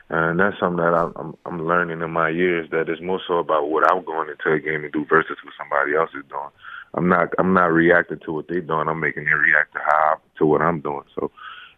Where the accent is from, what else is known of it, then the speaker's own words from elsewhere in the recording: New Orleans, Louisiana, United States; I'm from New Orleans, so competition is a huge thing out here.